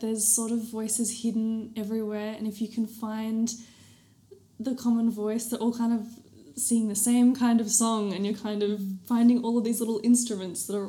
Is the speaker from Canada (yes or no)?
no; Australia; born or raised there